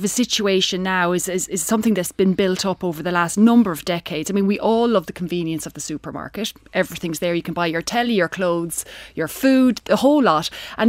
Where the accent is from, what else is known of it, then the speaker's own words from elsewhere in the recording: County Offaly, Ireland; I'm from County Offaly, and I'm a minister.